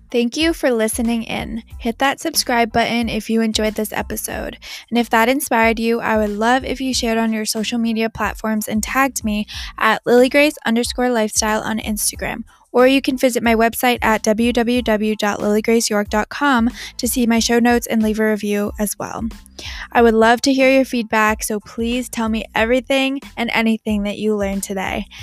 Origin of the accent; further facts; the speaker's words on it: China; I'm from China too. I was adopted.